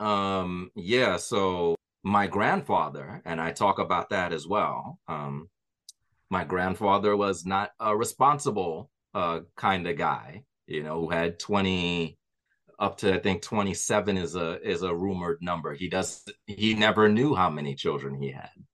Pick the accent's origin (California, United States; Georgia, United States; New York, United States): New York, United States; my history growing up in New York